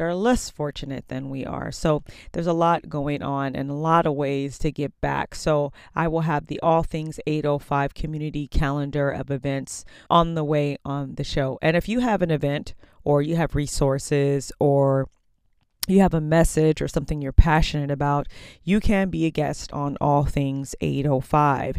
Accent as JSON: {"language": "English", "town": "Oxnard", "region": "California", "country": "United States", "tie": "born or raised there", "also_born_or_lived": "Moorpark, California", "said": "I lived in Oxnard till I was about 15 years old"}